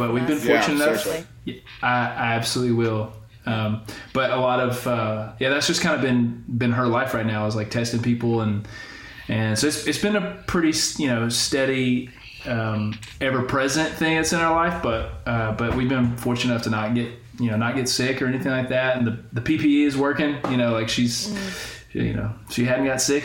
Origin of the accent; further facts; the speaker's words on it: Corinth, Mississippi, United States; moved away as an adult; also born or lived in Arkansas; grew up in Corinth, and Corinth's a special town to me